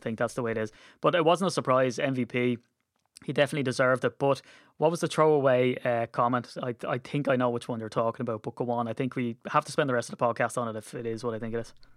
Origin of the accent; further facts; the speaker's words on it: Ireland; being Irish